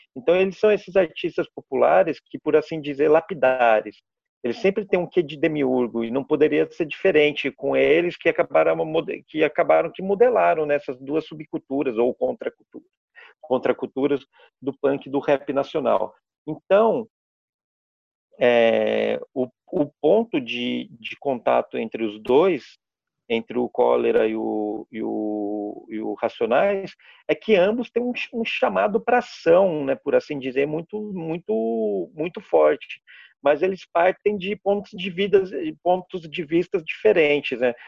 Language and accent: Portuguese; Pouso Alegre, Minas Gerais, Brazil; also born or lived in Santo André / São Paulo; eu sou de Pouso Alegre. Na, eu, na, na, verdade, eu nasci em Santo André, mas eu fui vim na minha pré-adolescência para Pouso Alegre, e morei aqui até a, o terceiro colegial.